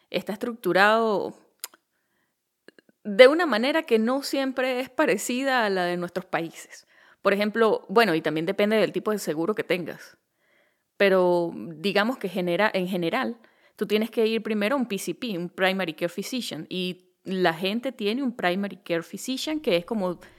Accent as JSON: {"language": "Spanish", "region": "Venezuelan Andes", "country": "Venezuela", "accent": "gocho", "said": "Mira, yo no sé cómo es el acento de San Juan de los Morros, pero yo mi gocho lo llevo a cuestas como una cruz."}